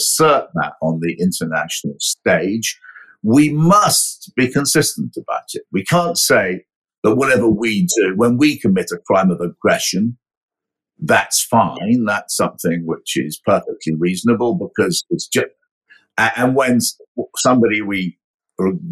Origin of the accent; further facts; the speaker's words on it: United Kingdom; I'm a British citizen